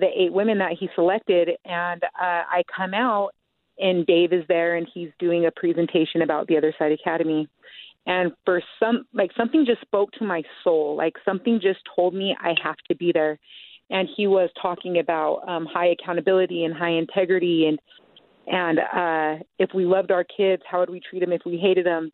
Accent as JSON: {"language": "English", "town": "Salt Lake City", "region": "Utah", "country": "United States", "tie": "born or raised there", "said": "I grew up in Salt Lake City. Um, I am 35 years old, and I was raised around South Salt Lake"}